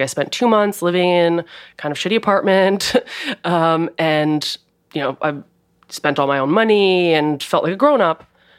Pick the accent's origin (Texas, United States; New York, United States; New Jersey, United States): New Jersey, United States; Princeton; I grew up in outside of Princeton.